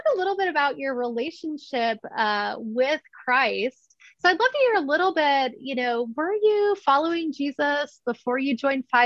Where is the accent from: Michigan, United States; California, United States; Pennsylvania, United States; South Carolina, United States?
Michigan, United States; I'm from Michigan